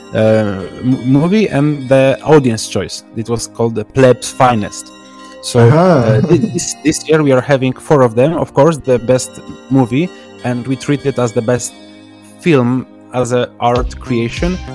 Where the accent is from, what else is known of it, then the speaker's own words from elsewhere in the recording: Poland; I'm from Poland